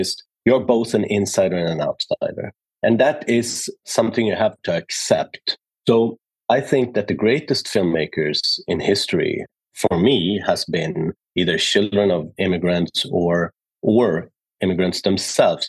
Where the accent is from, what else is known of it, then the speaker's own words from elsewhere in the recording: Sweden; I was born in Sweden, but being born in Sweden in the early 70s was complicated as a son of an immigrant